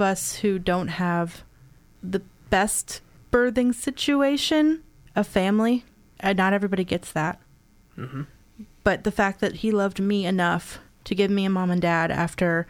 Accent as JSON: {"language": "English", "town": "Chicago", "region": "Illinois", "country": "United States", "also_born_or_lived": "Columbus, Indiana", "moved": "yes", "said": "I'm from Chicago"}